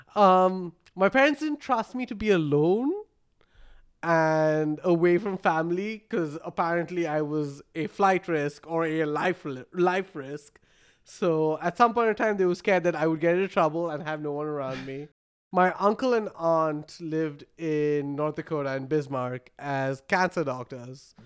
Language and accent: English; Bangalore, Karnataka, India; moved away as an adult; also born or lived in Minnesota, United States; now in Fargo, United States; I was born in Bangalore, India